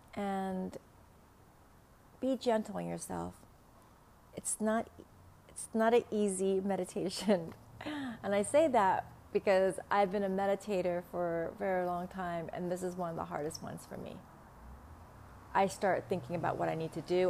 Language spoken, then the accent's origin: English; Vietnam; accent: Vietnamese; first language Vietnamese; English is a second language; now in Los Angeles, United States; English is not my first language